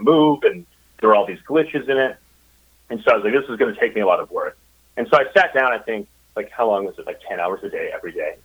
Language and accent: English; Minnesota, United States; moved away as an adult; also born or lived in Chicago, Illinois; now in Eureka Springs, United States; I was born in Minnesota